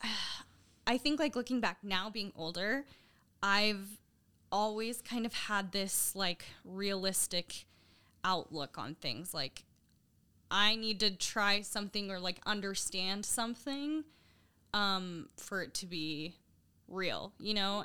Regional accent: Sandy, Utah, United States; I grew up in Sandy, um, pretty much since always

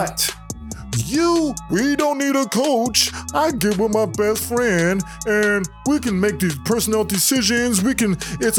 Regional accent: Tacoma, Washington, United States; also born or lived in Oakland, California; I was born in Oakland, raised in Tacoma and Seattle area. So, great Northwest.

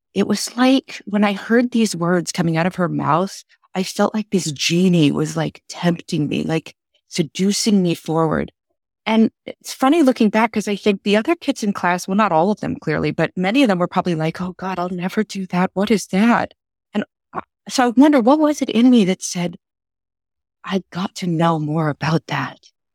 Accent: Texas, United States; I grew up in Texas

